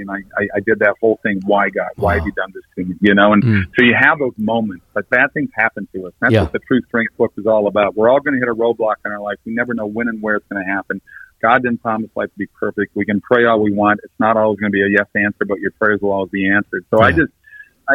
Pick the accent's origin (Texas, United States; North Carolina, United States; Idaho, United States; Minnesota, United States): Minnesota, United States; I grew up typical Norwegian in Minnesota, so went to a Lutheran church